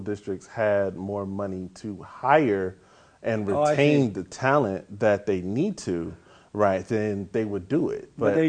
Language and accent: English; Inglewood, California, United States; also born or lived in Tennessee / Texas; In Inglewood and other parts of Southern California